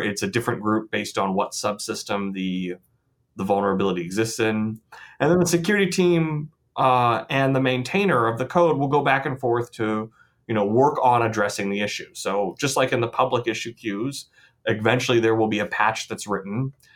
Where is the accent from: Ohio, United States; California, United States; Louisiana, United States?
Ohio, United States; Columbus; now in Michigan, United States; I grew up in Columbus, Ohio